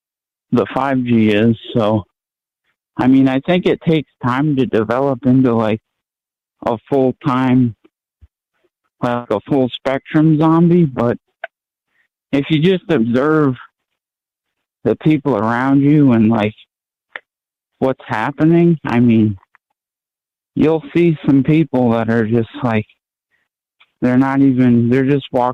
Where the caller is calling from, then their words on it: Maine, United States; Hey, how's it going? I'm from Maine.